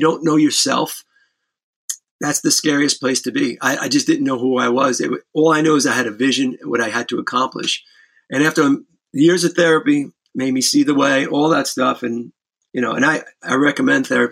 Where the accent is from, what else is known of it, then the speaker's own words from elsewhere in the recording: New York City, New York, United States; I grew up in the Bronx